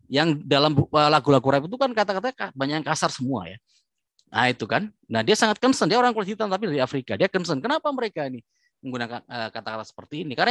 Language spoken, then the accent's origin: Indonesian; Indonesia; kalau misalnya kita saya orang Asia ini ya, orang Indonesia gitu.